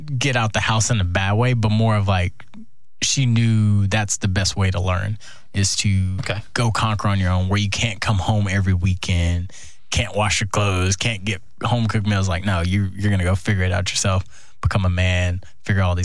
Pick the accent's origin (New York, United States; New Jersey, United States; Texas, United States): Texas, United States; Houston; moved away as an adult; also born or lived in Iowa; I'm from Houston